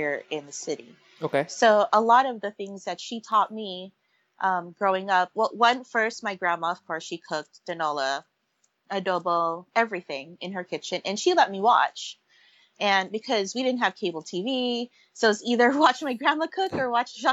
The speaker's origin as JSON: {"language": "English", "town": "San Francisco", "region": "California", "country": "United States", "tie": "born or raised there", "also_born_or_lived": "Pangasinan, Philippines (family origin)", "said": "I was raised here in San Francisco"}